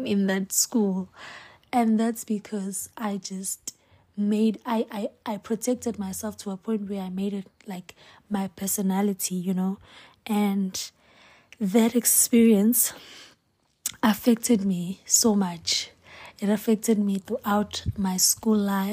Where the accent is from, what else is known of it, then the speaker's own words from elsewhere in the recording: Hammarsdale, KwaZulu-Natal, South Africa; I'm from Hemsdel, Esankonje. That is where I was born and raised